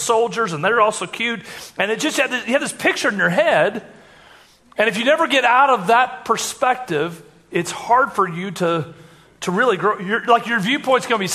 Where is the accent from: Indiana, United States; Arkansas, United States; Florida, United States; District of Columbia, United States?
Indiana, United States; I grew up in Troop Elementary School in Indiana